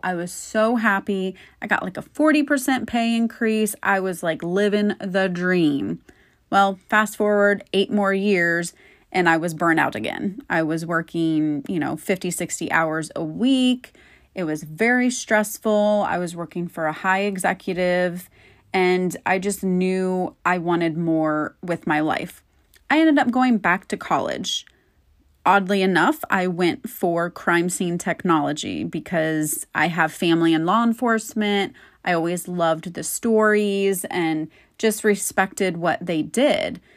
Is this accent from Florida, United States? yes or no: yes; Florida, United States; born and raised in Florida